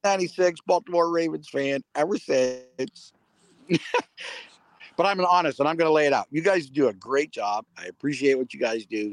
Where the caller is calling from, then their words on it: Ontario, Canada; I'm calling from Ontario, Canada